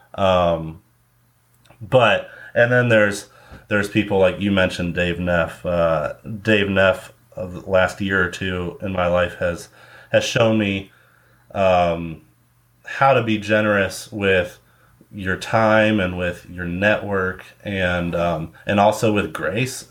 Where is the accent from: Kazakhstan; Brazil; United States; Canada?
United States; Cleveland, Ohio; also born or lived in Valparaiso, Indiana; now in Indianapolis, United States; I'm originally from Cleveland, Ohio